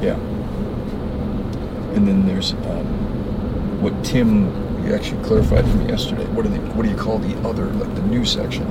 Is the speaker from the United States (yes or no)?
yes; Massachusetts, United States; now in Ann Arbor, United States; That's where I live now, but I'm originally from Massachusetts.